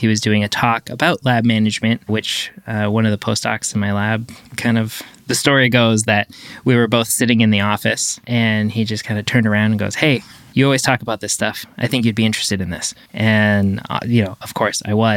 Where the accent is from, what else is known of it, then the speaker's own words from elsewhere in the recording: Canada; moved away as an adult; now in Los Angeles, United States; I'm French Canadian, so there was a huge asset, you know, to me was just being able to speak French